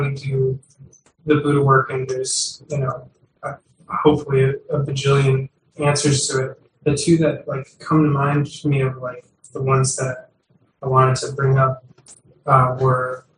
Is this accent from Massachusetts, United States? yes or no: yes; Boston, Massachusetts, United States; I grew up in Boston